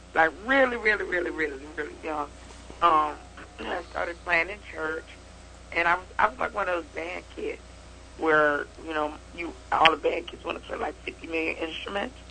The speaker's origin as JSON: {"language": "English", "town": "Chicago", "region": "Illinois", "country": "United States", "tie": "born or raised there", "moved": "yes", "lives_now": "East Coast, United States", "said": "I was born and raised in Chicago, but I live on the East Coast."}